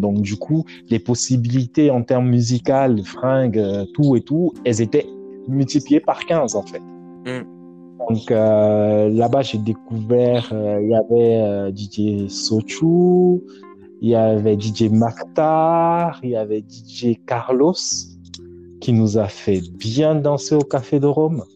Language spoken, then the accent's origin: French; Douala, Littoral, Cameroon; moved away; also born or lived in Dakar, Senegal / Paris, France; j'ai grandi à Douala, au Cameroun